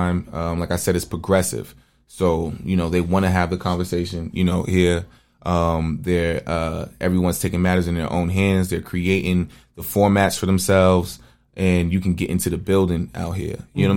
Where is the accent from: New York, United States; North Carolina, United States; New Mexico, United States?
New York, United States; New York City; now in Arizona, United States; I watched my hood go through it. I'm from Bedford-Stuyvesant.